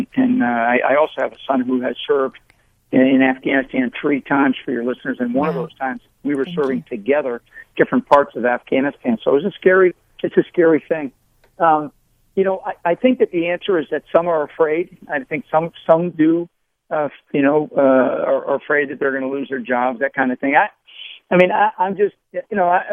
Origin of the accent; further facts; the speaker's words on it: United States; being an American